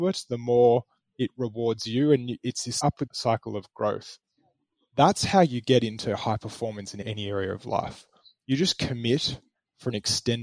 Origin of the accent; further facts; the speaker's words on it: Melbourne, Victoria, Australia; When I moved back to my hometown in Melbourne after graduating from college